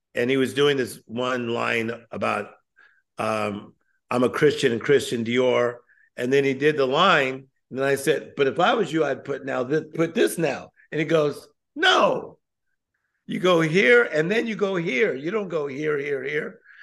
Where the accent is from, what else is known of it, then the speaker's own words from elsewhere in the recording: Compton, California, United States; I'm, I'm originally from Compton, California. I was born in Compton